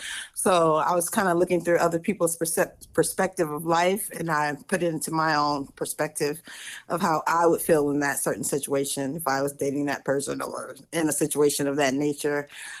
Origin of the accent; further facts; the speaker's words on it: St. Augustine, Florida, United States; In St. Augustine, Florida.